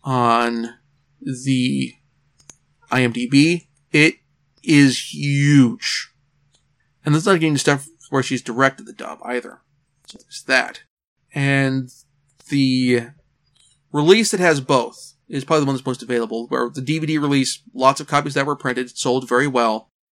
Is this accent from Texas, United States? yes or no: no; Oregon, United States; Dark Horse Comics, in my home state of Oregon